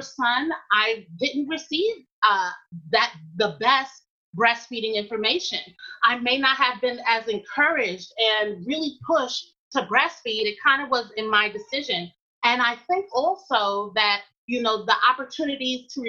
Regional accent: New York City, New York, United States; moved away as an adult; also born or lived in Durham, North Carolina; I'm from Queens, New York, and I grew up in an environment where it was largely African-American

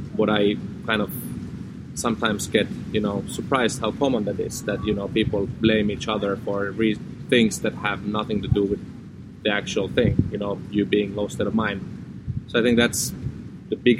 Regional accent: Finland; also born or lived in Amsterdam; we've moved back to Finland together, back to my home country and close to my family

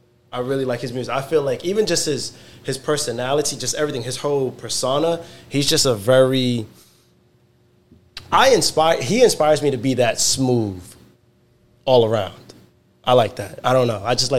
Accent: New Jersey, United States; but I'm from Jersey, so I like Jersey club music.

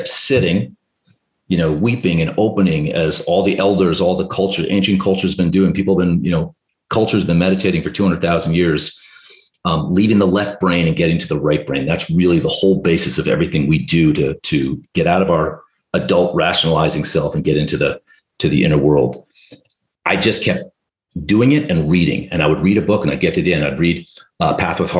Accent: New Jersey, United States; I'm from New Jersey

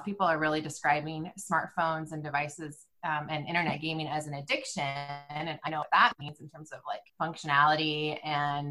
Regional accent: California, United States; moved away as an adult; now in Indiana, United States; We're from California. We've been living in California until 2017, and we moved here

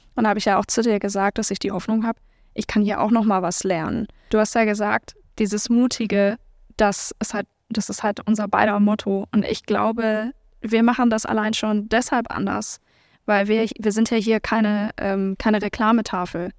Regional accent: Hamburg, Germany; Also ich bin halt ähm, in Hamburg-Billstedt groß geworden, in der Nähe von Mömmelmannsberg zur Schule gegangen.

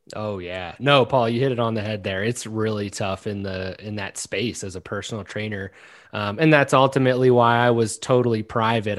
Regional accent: Maryland, United States; I'm actually from Maryland

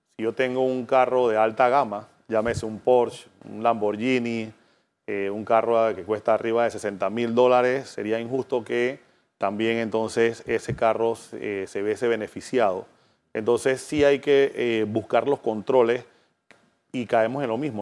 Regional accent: Panama; nosotros como panameños

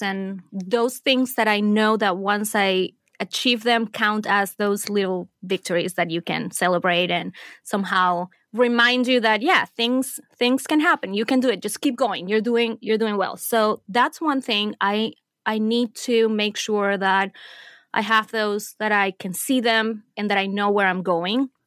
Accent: Venezuela; moved away as an adult; also born or lived in Middle East; I was born and raised in Venezuela. I lived there until I was done with college.

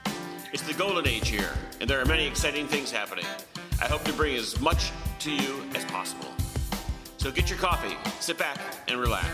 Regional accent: New York, United States; moved away; I'm from New York, and 25 years on Wall Street. I've spent a lot of time in Europe and all around the world traveling.

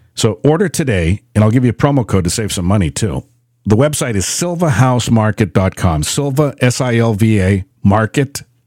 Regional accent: United States; I'm from the United States

